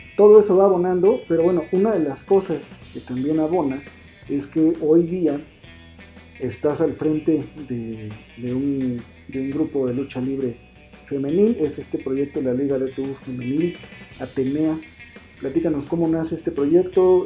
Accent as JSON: {"language": "Spanish", "country": "Mexico", "said": "nuestra idiosincrasia como mexicano"}